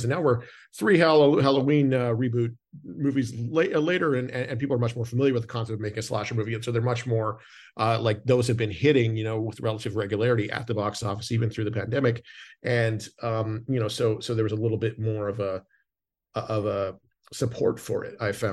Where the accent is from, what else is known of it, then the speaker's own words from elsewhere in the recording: Canada; moved away; I'm from Canada originally